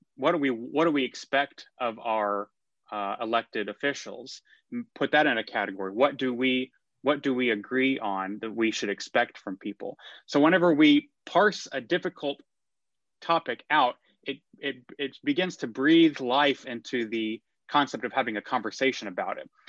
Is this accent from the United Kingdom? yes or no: no; McKinney, Texas, United States; also born or lived in Austin, Texas / New York; I grew up in McKinney, Texas.